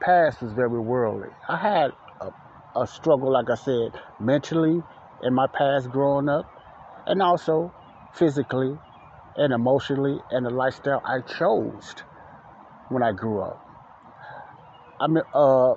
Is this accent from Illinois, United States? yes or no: yes; Chicago, Illinois, United States; I grew up in Morgan Park, and Ada Park was right down the street from the block Elizabeth I lived on in Chicago, Illinois, the south side of Chicago.